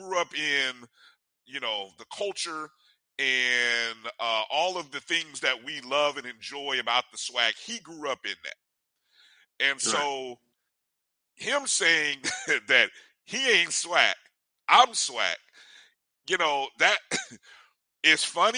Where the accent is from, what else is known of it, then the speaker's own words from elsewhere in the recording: Midwest, United States; I grew up in the Midwest